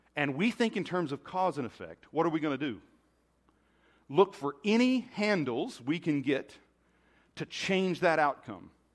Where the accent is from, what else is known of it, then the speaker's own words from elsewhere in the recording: United States; being American